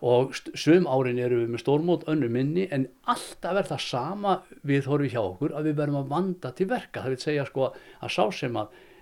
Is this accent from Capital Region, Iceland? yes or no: no; Akureyri, Northeastern Region, Iceland; moved away; also born or lived in Reykjavík; ég kem frá Akureyri og ég eh, er fættur þar 1958